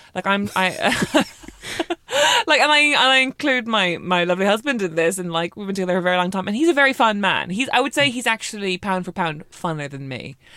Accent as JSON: {"language": "English", "country": "Ireland", "moved": "as an adult", "lives_now": "London, United Kingdom"}